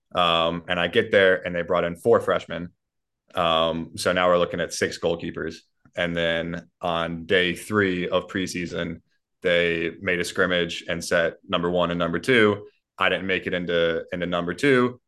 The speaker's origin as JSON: {"language": "English", "town": "Columbia", "region": "South Carolina", "country": "United States", "tie": "born or raised there", "said": "my hometown, Columbia, South Carolina"}